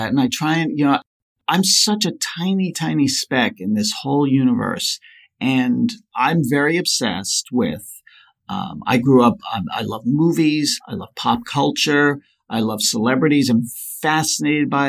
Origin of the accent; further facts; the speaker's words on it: New York, United States; also born or lived in Colorado; Well, I live on Long Island. I grew up in New York and Colorado, so I've been back and forth a little bit.